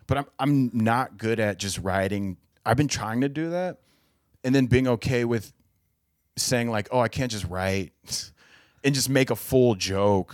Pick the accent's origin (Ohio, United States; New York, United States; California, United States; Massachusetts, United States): Ohio, United States; Cincinnati; moved away as an adult; now in Los Angeles, United States; I'm from Cincinnati